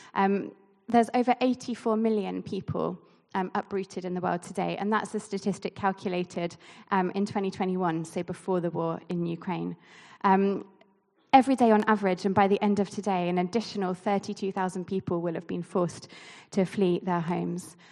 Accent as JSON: {"language": "English", "town": "Basingstoke", "region": "South East England", "country": "United Kingdom", "tie": "born or raised there", "moved": "yes", "said": "I grew up here in Basingstoke"}